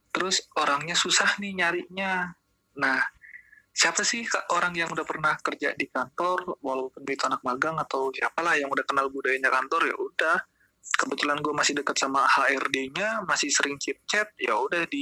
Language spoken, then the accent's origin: Indonesian; Serang, Banten, Indonesia; asal gue dari Serang, Banten.